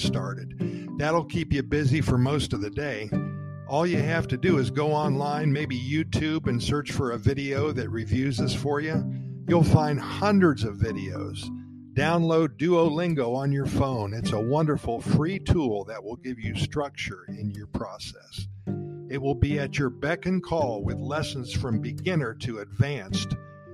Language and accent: English; Columbus, Ohio, United States; also born or lived in Hollywood, Florida; now in Costa Rica; Columbus, Ohio, the town of my childhood